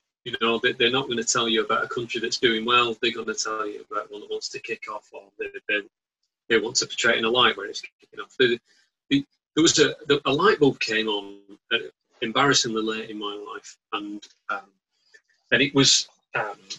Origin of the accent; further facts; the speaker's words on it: Bolton, North West England, United Kingdom; as you know from my accent, I'm from Bolton